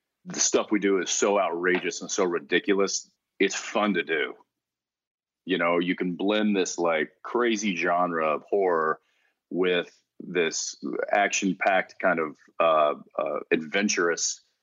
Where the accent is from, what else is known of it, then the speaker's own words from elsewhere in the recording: Texas, United States; growing up in Texas